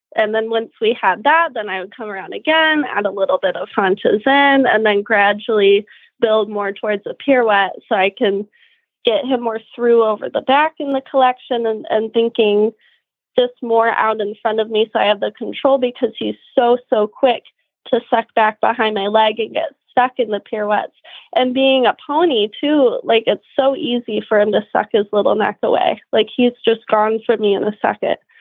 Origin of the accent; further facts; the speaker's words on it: Kalamazoo, Michigan, United States; moved away as an adult; also born or lived in Florida / Germany; now in Ocala, United States; I'm from the Kalamazoo area, but I moved down to Florida about nine years ago